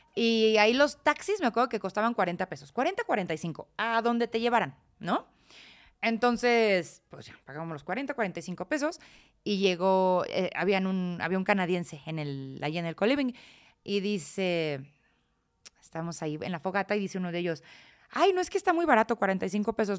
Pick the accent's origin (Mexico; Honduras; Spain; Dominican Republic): Mexico; Celaya, Guanajuato; moved away as an adult; yo crecí en Celaya